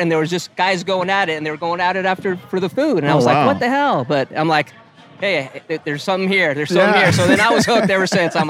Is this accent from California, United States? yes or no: yes; La Mirada, California, United States; moved away as an adult; now in Qatar; No, I grew up in a city called La Mirada. It's over by Norwalk. We actually borderline LA County, Orange County.